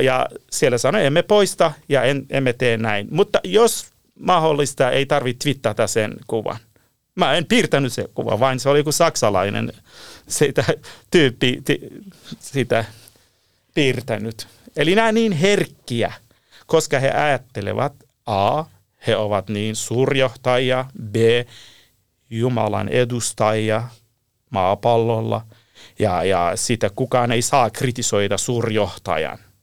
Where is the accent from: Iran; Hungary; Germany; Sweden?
Iran; Finnish is a second language; moved away as an adult; now in Helsinki, Finland; mä olen Lähi-idästä kotoisin, alun perin Iranista